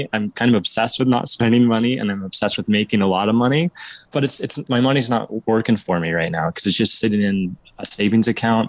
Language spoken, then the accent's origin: English; Oregon, United States; So I was born and raised in Southern Oregon in this town, and I'm just moved back after about 4 years.